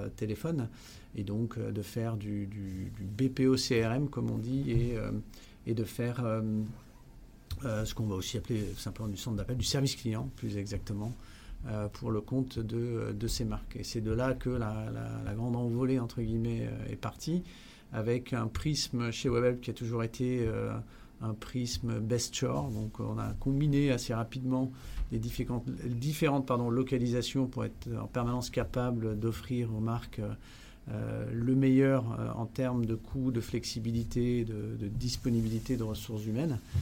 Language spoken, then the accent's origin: French; France; moved away as an adult; also born or lived in Netherlands / Rotterdam, Netherlands; je suis hollandais à l'origine, même si j'ai passé une dizaine d'années dans mon enfance en France